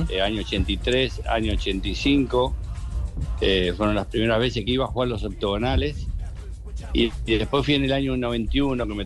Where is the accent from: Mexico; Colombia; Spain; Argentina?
Colombia; born there; nací en Colombia en la época que mi papá, como decían anteriormente, jugó en Santa Fe.